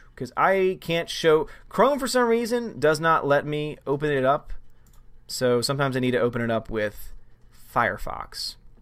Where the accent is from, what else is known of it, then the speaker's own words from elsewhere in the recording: New Orleans, Louisiana, United States; I'm from Louisiana. I'm from New Orleans